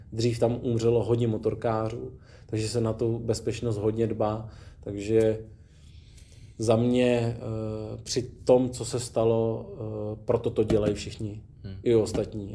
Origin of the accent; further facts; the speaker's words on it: Czechia; my jako Češi